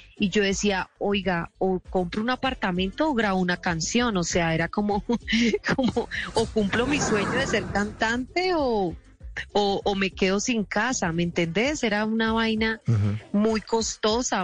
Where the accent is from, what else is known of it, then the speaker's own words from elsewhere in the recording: Colombia; nosotros como colombianos